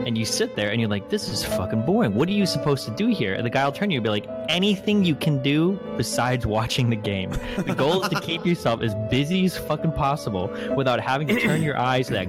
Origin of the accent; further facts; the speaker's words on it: Omaha, Nebraska, United States; moved away; I'm from Omaha.